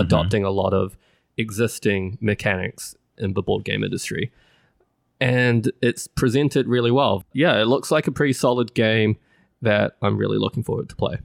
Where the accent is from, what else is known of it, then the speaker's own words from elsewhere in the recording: New Zealand; moved away; it's placed in my home country. It is Great Western Trail, New Zealand